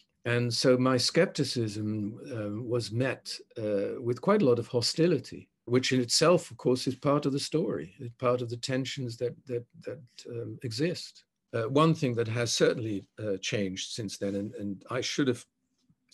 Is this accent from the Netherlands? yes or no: yes; Netherlands; moved away; I grew up in Holland, but my mother was not Dutch, she was British